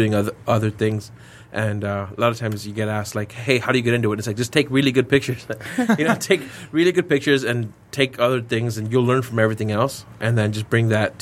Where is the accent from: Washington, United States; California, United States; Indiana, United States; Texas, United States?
Texas, United States; El Paso; I'm from El Paso. And so growing up, I had a big hometown hero from El Paso